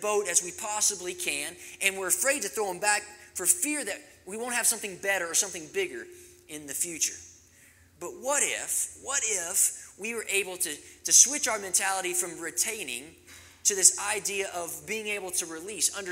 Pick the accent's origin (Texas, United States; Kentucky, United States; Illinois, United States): Kentucky, United States; also born or lived in Arizona; now in Colorado, United States; growing up in Kentucky and being in Arizona